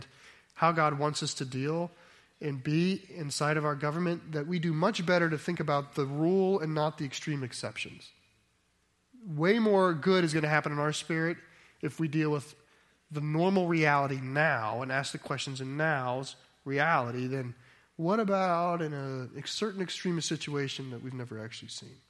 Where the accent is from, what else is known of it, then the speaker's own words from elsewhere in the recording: United States; we in America